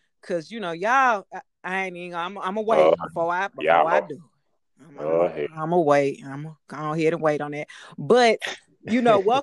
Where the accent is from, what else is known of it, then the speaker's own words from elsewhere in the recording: Decatur, Georgia, United States; I'm from Decatur